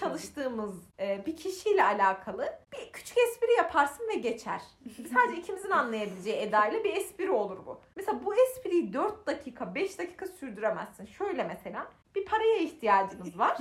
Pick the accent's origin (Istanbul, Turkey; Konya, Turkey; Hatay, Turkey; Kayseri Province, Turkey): Konya, Turkey; biz Konyalıyız ve Konya'da doğduk